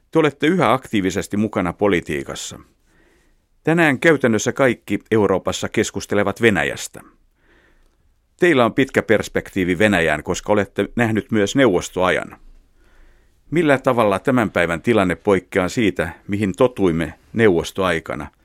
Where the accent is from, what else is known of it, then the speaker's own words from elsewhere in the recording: Helsinki, Uusimaa, Finland; Itsekin olen helsinkiläinen ikätoverinne, joten voi olla, että olemme liikkuneet lapsina ihan samoissa paikoissa.